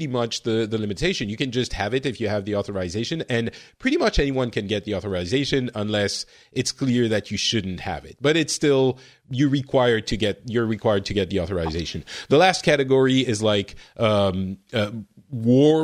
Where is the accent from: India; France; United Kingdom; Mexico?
France; I grew up in France. I wasn't born there, but got there very early in my life